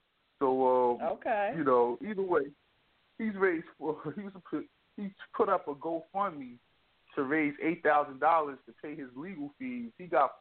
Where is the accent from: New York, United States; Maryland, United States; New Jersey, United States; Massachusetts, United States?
New Jersey, United States; moved away; I come from New Jersey